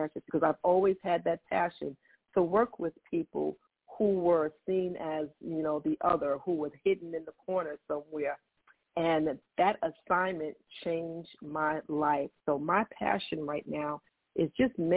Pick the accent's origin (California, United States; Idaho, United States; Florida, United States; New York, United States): New York, United States; New York City; I'm born and raised in Queens, New York